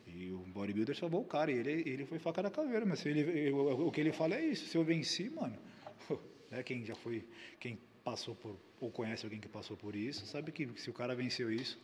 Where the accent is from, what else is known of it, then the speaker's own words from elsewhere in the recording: Brazil; nós somos brasileiros